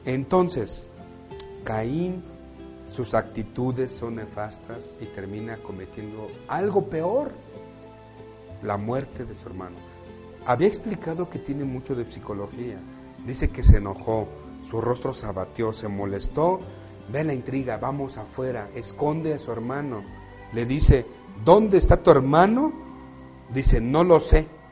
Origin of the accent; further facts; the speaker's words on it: Mexico; Nacimos en México, estamos aquí y nos tocó nacer aquí.